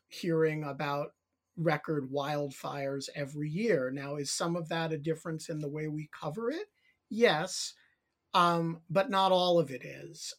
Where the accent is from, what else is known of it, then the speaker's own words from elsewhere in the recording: New York City, New York, United States; I grew up in the New York City area